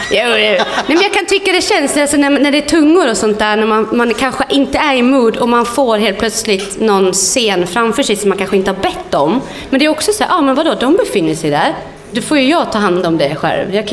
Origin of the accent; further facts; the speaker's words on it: Flöda, Sweden; born there; Apropå Pågen, jag är född i Flöda.